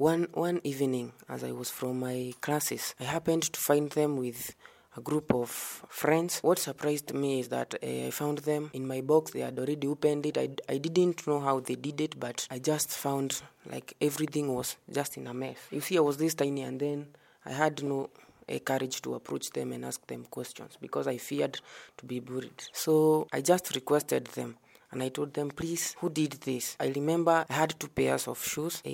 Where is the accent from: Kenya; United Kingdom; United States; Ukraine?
Kenya; Karatina, Nyeri County; moved away as an adult; now in Meru, Kenya; I'm from Nyeri, a place known as Karatina, and currently here at Meru University